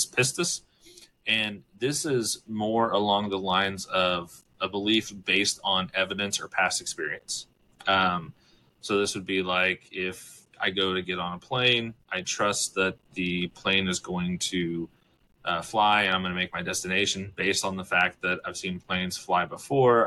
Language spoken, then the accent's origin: English; United States; I was born and raised in America